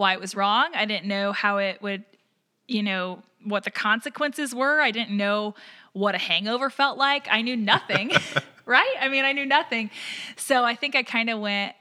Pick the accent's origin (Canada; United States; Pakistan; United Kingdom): United States; Southern Jefferson County, Missouri; I grew up in a Southern Baptist church, teeny tiny town in Southern Jefferson County in Missouri